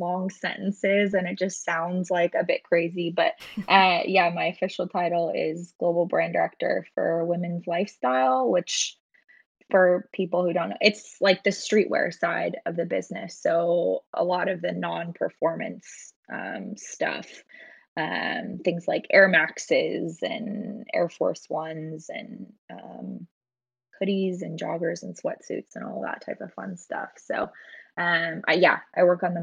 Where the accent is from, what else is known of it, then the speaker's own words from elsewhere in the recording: Portland, Oregon, United States; I actually grew up here in Portland too.